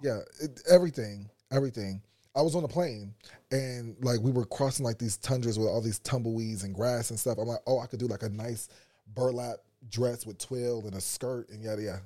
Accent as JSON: {"language": "English", "country": "United States", "said": "being an American"}